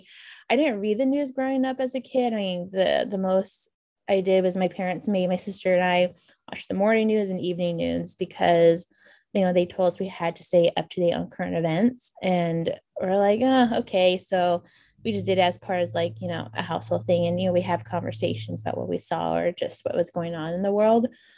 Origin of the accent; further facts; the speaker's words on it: New Mexico, United States; So I'm Dene or Navajo. So I grew up on the Navajo Nation, just on the eastern border of the reservation on the New Mexico side of Navajo